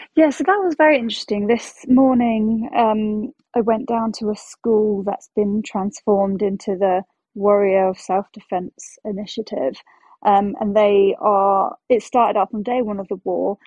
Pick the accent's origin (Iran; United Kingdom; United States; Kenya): United Kingdom; when you say you're um, from the UK